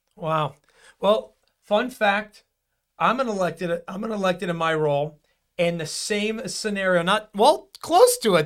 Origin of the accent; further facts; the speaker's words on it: Florida, United States; also born or lived in Broward County, Florida; a true Floridian